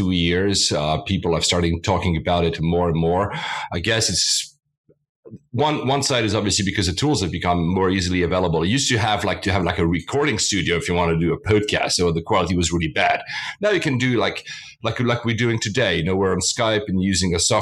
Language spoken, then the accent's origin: English; Switzerland; moved away; also born or lived in Japan / Philippines; I was born and raised in Switzerland.